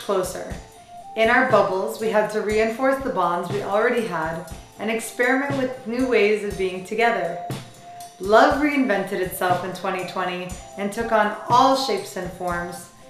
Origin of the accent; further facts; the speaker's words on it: St. Louis, Missouri, United States; I'm from St. Louis, Missouri